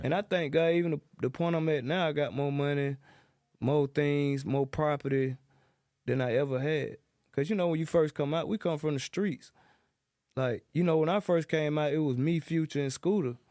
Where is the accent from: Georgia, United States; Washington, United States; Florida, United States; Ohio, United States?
Georgia, United States; Atlanta; I'm from John Brown South, Zone three